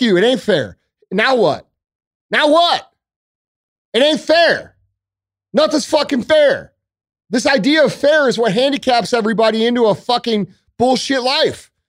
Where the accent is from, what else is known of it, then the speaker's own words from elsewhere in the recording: St. Louis, Missouri, United States; I am from Saint Louis